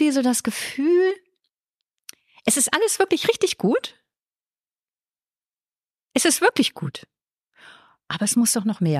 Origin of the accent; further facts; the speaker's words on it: Northern Germany, Germany; now in Vienna, Austria; Man hört mein Mundwerk an, ich komme aus Deutschland, habe ich vorhin eh gesagt